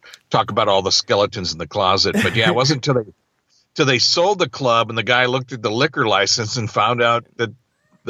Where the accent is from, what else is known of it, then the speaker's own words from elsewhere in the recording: Lowell, Massachusetts, United States; moved away; I was born in Lowell, Massachusetts